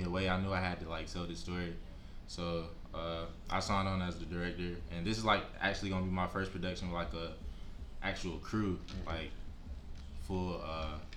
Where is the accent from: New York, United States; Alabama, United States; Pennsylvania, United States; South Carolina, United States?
South Carolina, United States; Marlboro County; I'm from Marlborough County, 843 South Carolina